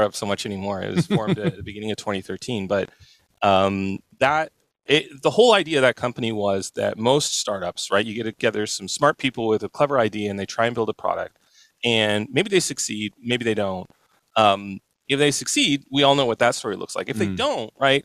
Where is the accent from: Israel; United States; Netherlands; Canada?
Canada; I grew up in Canada